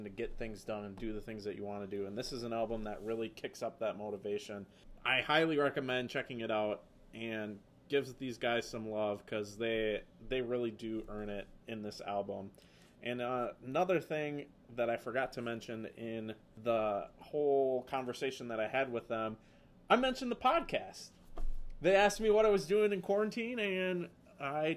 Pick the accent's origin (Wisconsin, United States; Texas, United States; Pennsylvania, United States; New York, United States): Wisconsin, United States; Appleton; accent: Wisconsin; Appleton, Wisconsin